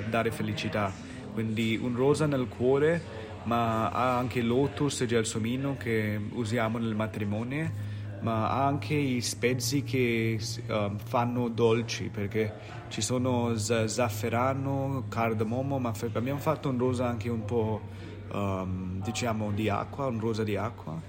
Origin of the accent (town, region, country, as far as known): India; Italian is a second language